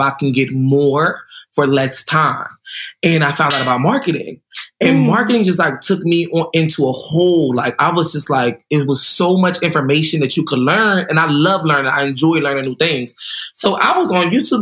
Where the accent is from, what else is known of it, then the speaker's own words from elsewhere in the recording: New Jersey, United States; also born or lived in Puerto Rico (ancestry); I'm from New Jersey. I'm from South Jersey. I grew up with my grandparents